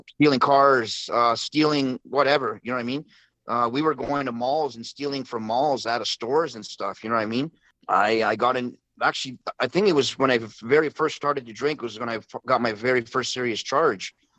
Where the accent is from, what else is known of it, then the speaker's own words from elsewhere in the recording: Vancouver, British Columbia, Canada; I was born and raised in East Vancouver, so I've been been here all my life